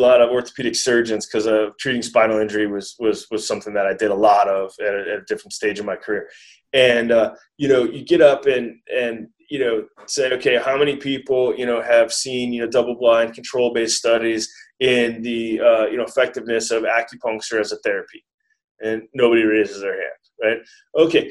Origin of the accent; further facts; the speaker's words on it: Wisconsin, United States; moved away; also born or lived in San Diego / Santa Cruz; I'm from Wisconsin.